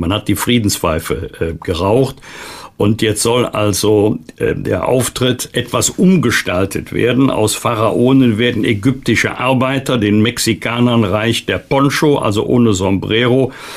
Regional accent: North Rhine-Westphalia, Germany; als Rheinländer

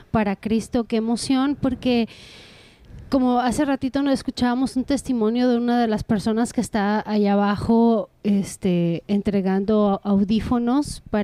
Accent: Costa Mesa, California, United States; nosotros estamos en Costa, en Costa Mesa, bueno, somos de Costa Mesa, pero estamos en California

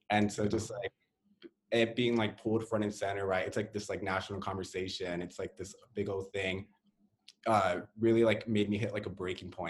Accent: Hawthorne, California, United States; moved away as an adult; now in Seattle, United States; I grew up in Hawthorne.

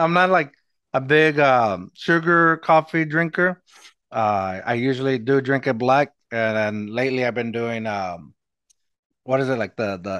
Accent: Eagle Pass, Texas, United States; now in San Antonio, United States

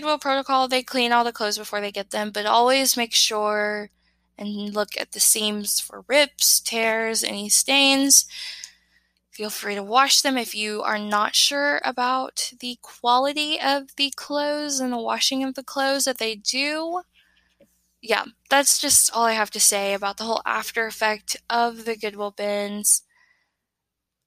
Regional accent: near Nashville, Tennessee, United States; moved away; It is near my hometown, so when I'm home, I tend to go there.

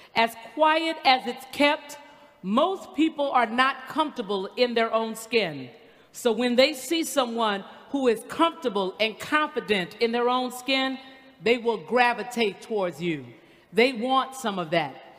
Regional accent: the South, United States; I'm from the South

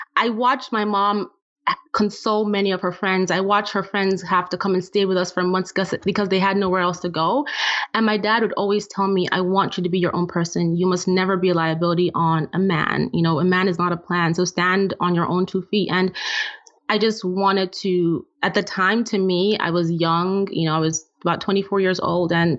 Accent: Nigeria; moved away; I'm originally from Nigeria, and I grew up in a family where my dad was the breadwinner

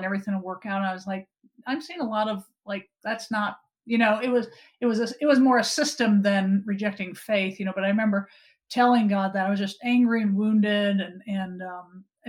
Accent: Wisconsin, United States; Growing up in Wisconsin, we had a big yard in our grandparents' field

